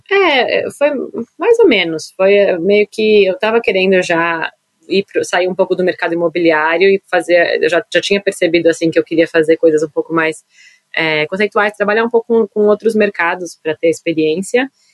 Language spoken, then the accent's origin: Portuguese; São Paulo, Brazil; moved away as an adult; now in New York, United States; eu nasci em São Paulo